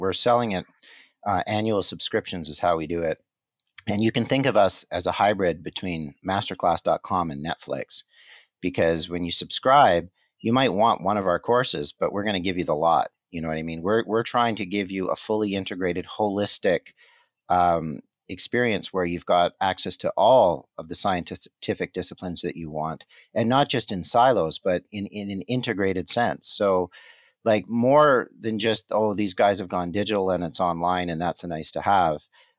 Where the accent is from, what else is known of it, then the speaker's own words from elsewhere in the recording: Montreal, Quebec, Canada; born there; I was born in Montreal, so I won't hold it against you, but I'm a Habs fan.